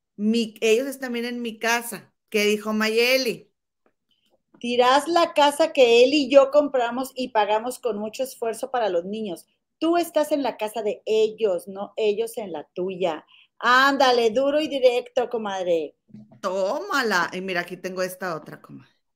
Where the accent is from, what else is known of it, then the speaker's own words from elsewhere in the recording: Monterrey, Nuevo León, Mexico; now in Chicago, United States; yo vivo en Chicago, pero las dos somos mexicanas de Monterrey